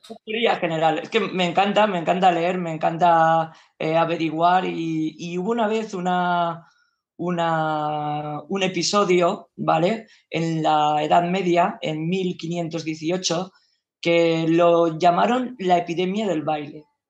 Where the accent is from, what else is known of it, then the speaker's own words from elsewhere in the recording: Valencian Community, Spain; como buenos valencianos en fallas